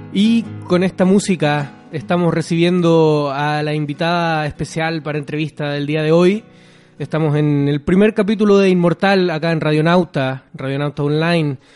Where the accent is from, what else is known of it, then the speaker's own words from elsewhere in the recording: Viña del Mar, Valparaíso, Chile; Yo, soy de Viña, no me gusta que me digan que soy de Valparaíso.